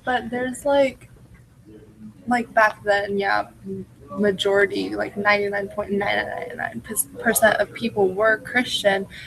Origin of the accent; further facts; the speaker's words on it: United States; as Americans